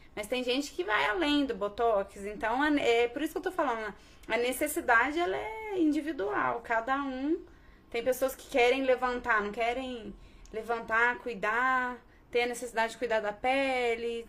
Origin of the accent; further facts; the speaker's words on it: Bandeira do Sul, Minas Gerais, Brazil; moved away as an adult; also born or lived in Poços de Caldas; now in Pouso Alegre, Brazil; Sou de Bandeira do Sul, né? Na verdade, eu nasci em Poços. É, que é uma cidadezinha do lado, que é uma cidade do lado da minha cidadezinha.